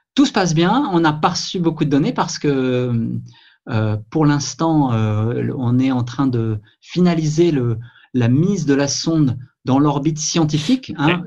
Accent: France; chez nous en France

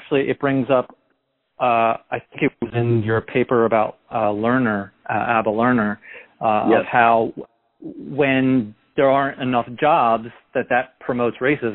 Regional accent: Bucks County, Pennsylvania, United States; also born or lived in Philadelphia; now in New Jersey, United States; I grew up in Bucks County

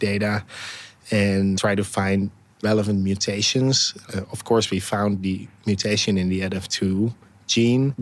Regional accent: Netherlands; moved away as an adult; also born or lived in Berlin, Germany; now in San Francisco, United States; I was living in Berlin at the time, but I'm from the Netherlands originally

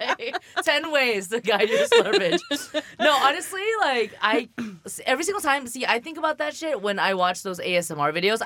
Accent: Shanghai, China; moved away; So I'm from Shanghai. I was born in Shanghai.

